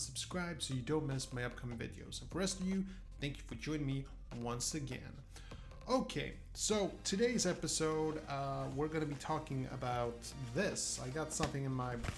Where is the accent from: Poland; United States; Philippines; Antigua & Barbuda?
Poland; moved away; I come from a country, Poland originally, and the reason we moved from Poland